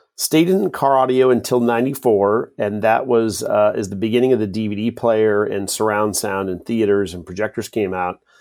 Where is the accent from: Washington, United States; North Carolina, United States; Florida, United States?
Washington, United States; Kent; also born or lived in Utah; I grew up in Kent, Washington